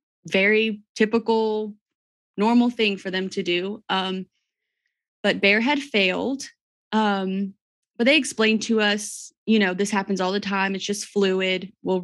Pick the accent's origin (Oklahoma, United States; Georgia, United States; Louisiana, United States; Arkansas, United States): Georgia, United States; now in Crossville, United States; Well, we live in Crossville, Tennessee. We've been here about 4 years. We're originally from South Georgia, my husband and I.